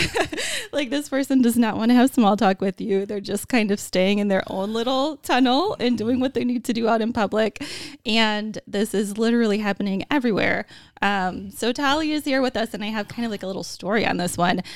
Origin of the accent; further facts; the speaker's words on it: Wisconsin, United States; growing up in Wisconsin